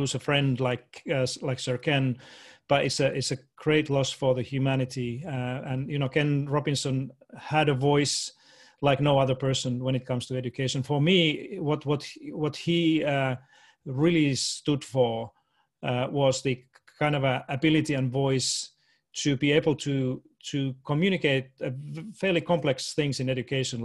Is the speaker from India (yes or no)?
no; Finland; moved away as an adult; also born or lived in Washington, D.C. / Boston; I was born and raised in Finland, went through all the schooling and did all my university studied.